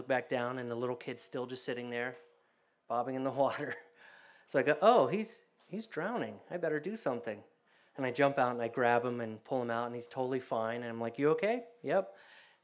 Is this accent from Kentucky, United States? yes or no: no; Columbus, Ohio, United States; I grew up in Columbus, Ohio